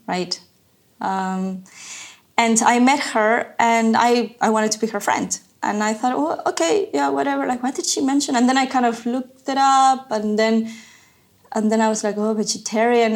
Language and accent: English; Ecuador; moved away as an adult; also born or lived in Savannah, Georgia, United States / New York City, United States; now in Berlin, Germany; I'm from Ecuador originally. I left Ecuador in 2011. I grew up there